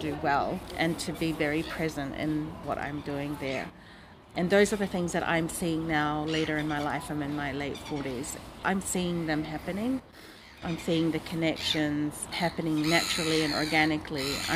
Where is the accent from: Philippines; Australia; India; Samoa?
Samoa; we grew up in Samoa